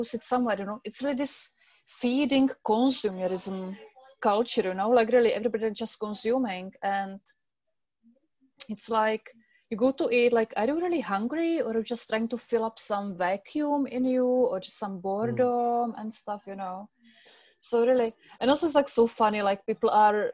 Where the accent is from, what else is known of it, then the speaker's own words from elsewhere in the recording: Czechia; English is a second language; moved away; left back to my country. I'm from the Czech Republic